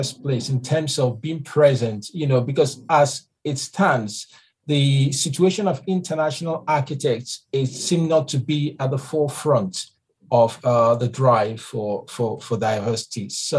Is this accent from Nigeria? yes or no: yes; Nigeria; now in Manchester, United Kingdom; I'm originally from Nigeria.